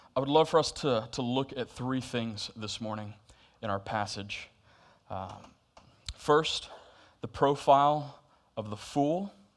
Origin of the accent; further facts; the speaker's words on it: Florida, United States; now in Camp Hill, Pennsylvania, United States; I'm from Florida